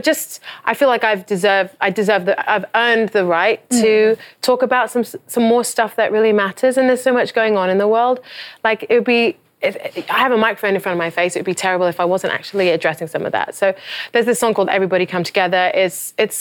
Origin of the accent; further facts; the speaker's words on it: England, United Kingdom; now in United States; I'm from England. I'm a foreigner.